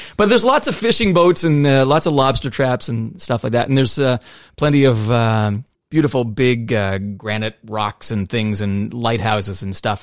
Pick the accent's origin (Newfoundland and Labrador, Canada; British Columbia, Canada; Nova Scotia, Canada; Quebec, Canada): Nova Scotia, Canada; moved away; also born or lived in Ontario; I was from Nova Scotia. I lived in Ontario for a bit